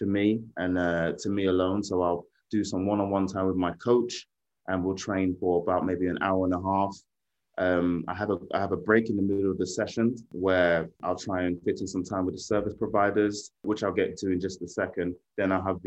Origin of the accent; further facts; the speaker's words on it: London, United Kingdom; London, my hometown. I grew up watching the stadium being built up through the stages